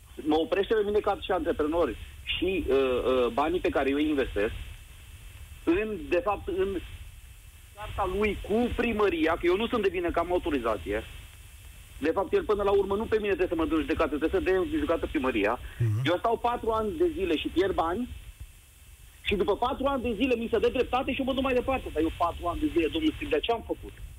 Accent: Timișoara, Timiș County, Romania; now in Germany; Din Germania vă sun, sunt din Timișoara

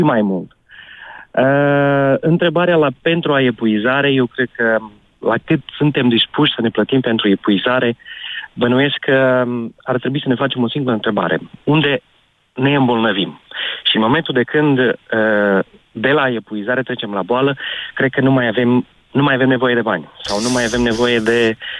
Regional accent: Romania; now in Portugal; eu mă socot și sunt român

